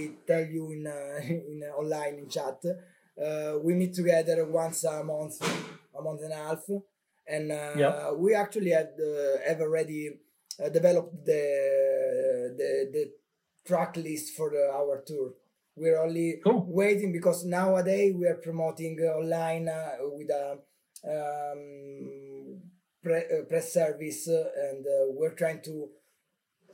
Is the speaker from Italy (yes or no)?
yes; Calabria, Italy; also born or lived in Bologna; I moved back in Calabria because I'm from Calabria.